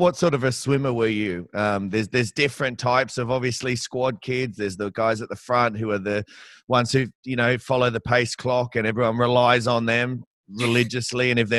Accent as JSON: {"language": "English", "town": "Sydney", "region": "New South Wales", "country": "Australia", "said": "So I'm coming from Sydney. There's no state school pools like up in Brisbane down here, that's for sure."}